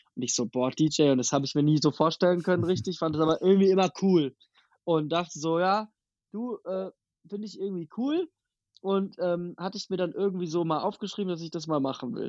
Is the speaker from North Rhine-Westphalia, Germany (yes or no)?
no; near Wiesbaden, Hesse, Germany; now in Berlin, Germany; aus der Nähe von Wiesbaden